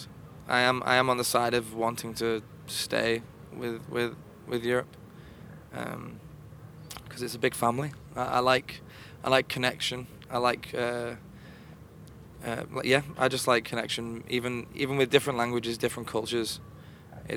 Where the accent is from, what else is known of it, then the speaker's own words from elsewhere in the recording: Liverpool, North West England, United Kingdom; We're from Liverpool in the United Kingdom